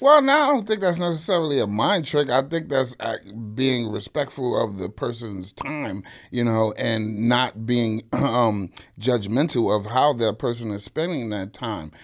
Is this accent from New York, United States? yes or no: yes; New York City, New York, United States; born and raised in the Bronx